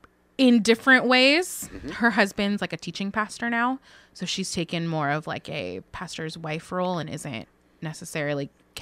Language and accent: English; California, United States; I am a Californian.